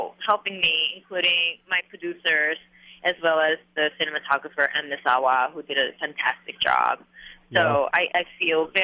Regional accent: South Korea; moved away; also born or lived in New York; these memories that I had of growing up in Korea when I was young

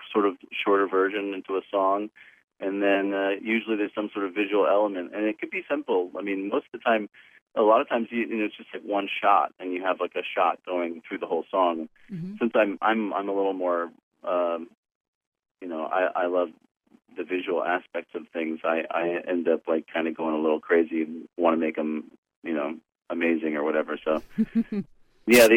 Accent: Fullerton, California, United States; I'm from Fullerton

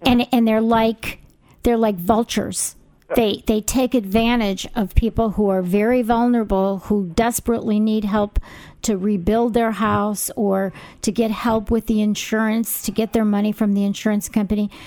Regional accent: Orange County, California, United States; I'm from Orange County

